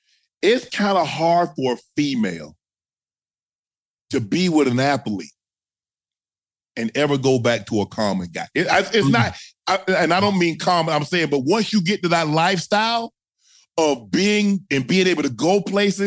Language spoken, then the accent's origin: English; the South, United States; I'm from the South